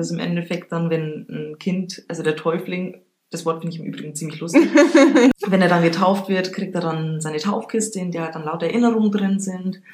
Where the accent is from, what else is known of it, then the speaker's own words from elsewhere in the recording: Regensburg, Bavaria, Germany; gebürtige Rengsburgerin